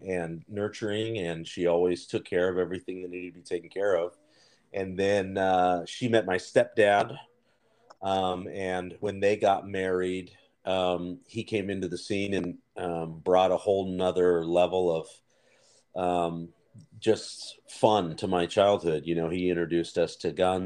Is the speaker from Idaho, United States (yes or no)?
yes; Nampa, Idaho, United States; also born or lived in Anaheim, California; I did grow up in Idaho, Nampa to be exact